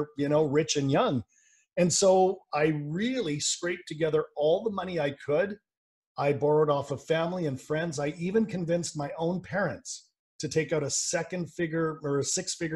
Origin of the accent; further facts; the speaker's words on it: Vancouver, British Columbia, Canada; I'm from Vancouver, British Columbia, Canada, so I'm Canadian.